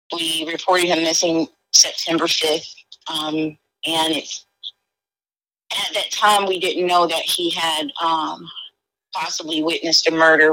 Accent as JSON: {"language": "English", "town": "Sarasota", "region": "Florida", "country": "United States", "moved": "yes", "lives_now": "Tampa, United States", "said": "I'm originally from Sarasota, Florida, but I live in um, I'm in Tampa, Florida now."}